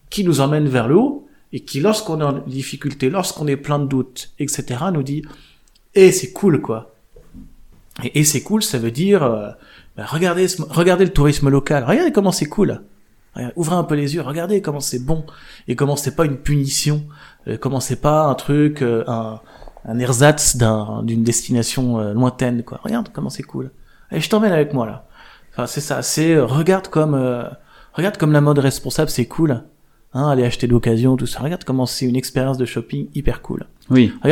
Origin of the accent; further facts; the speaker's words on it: Charente, Nouvelle-Aquitaine, France; Charente. Je suis né en Charente.